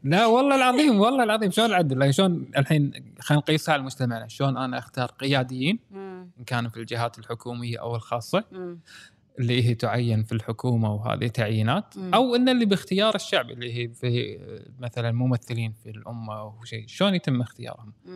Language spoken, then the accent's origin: Arabic; Kuwait; عندنا بالكويت